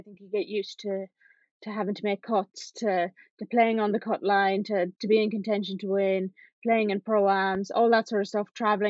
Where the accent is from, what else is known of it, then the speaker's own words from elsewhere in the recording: Ireland; we're lucky being from Ireland, being from such a small country.